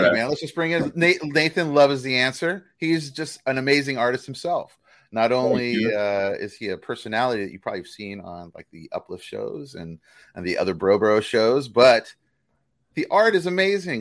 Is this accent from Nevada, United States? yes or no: yes; Las Vegas, Nevada, United States; I grew up in Las Vegas.